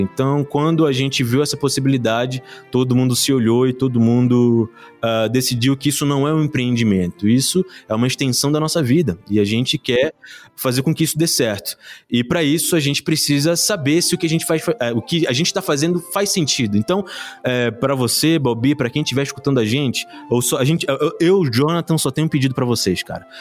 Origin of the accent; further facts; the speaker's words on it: Rio de Janeiro, Brazil; also born or lived in São João de Meriti; now in Botucatu, Brazil; eu nasci na Pavuna